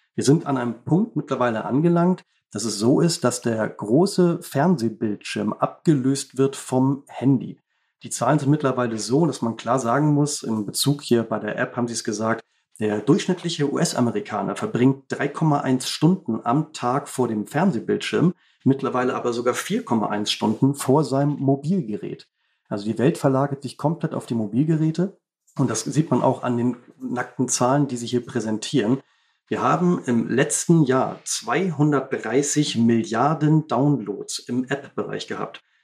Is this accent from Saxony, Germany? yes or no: no; Baltic coast, Schleswig-Holstein, Germany; Bin hier aufgewachsen, auch an der Ostsee, genau wie